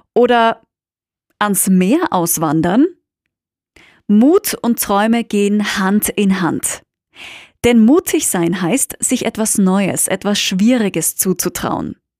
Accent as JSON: {"language": "German", "country": "Austria", "said": "BWL, wie man bei uns in Österreich sagt"}